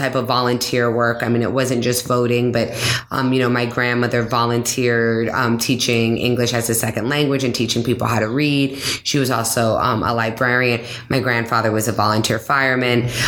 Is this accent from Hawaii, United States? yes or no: yes; Hawaii, United States; now in Boston, United States; I'm one of the lucky people to have been born and raised in Hawaii